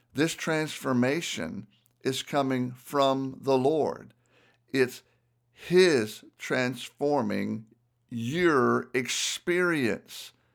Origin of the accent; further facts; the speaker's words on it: Southern, United States; accent: Southern; my Southern accent